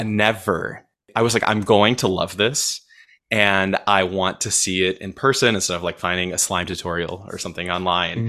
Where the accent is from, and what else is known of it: Cleveland, Ohio, United States; born or raised there; moved away